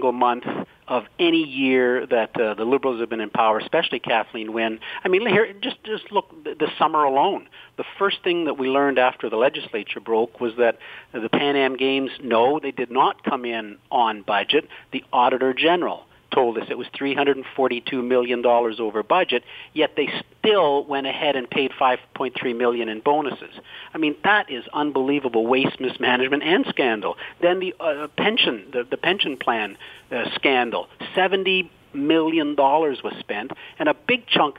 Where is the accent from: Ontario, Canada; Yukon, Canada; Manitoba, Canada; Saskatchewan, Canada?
Ontario, Canada; North Bay; my hometown of North Bay